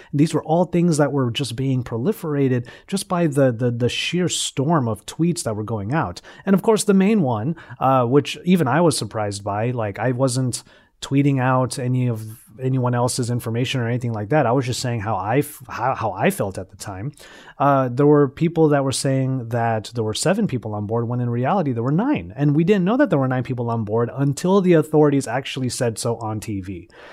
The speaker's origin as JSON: {"language": "English", "town": "Los Angeles", "region": "California", "country": "United States", "tie": "born or raised there", "said": "my hometown of Los Angeles"}